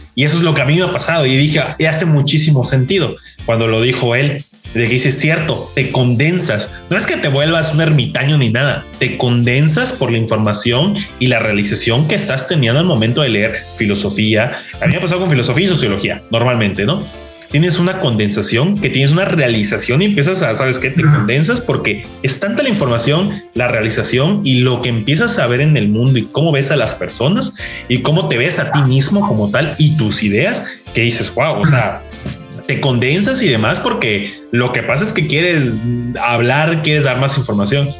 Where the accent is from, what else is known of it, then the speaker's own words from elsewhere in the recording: Mexico; yo como mexicano